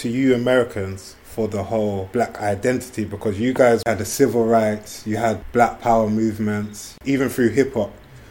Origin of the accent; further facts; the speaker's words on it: Jamaica; Obviously, I'm from the Caribbean as well, but my people were brought there.